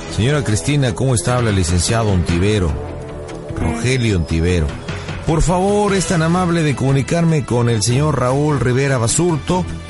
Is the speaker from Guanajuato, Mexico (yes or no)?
no; Michoacán, Mexico; Yo también soy michoacano, fíjate, yo nací en un pequeño pueblo que está al norte de ahí que se llama Tarimapendécuaro, Michoacán